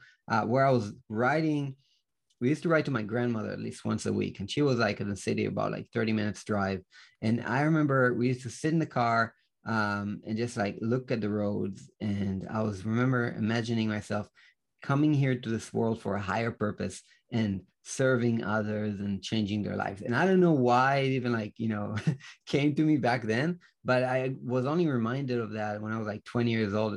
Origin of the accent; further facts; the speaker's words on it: Israel; I'm from Israel and I grew up here in Israel.